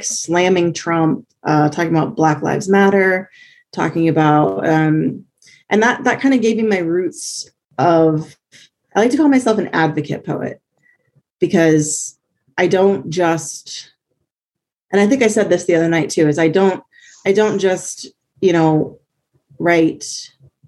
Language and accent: English; Columbus, Ohio, United States; moved away as an adult; also born or lived in Virginia; now in North Carolina, United States; I consider myself from Columbus because that's where I grew up most of my life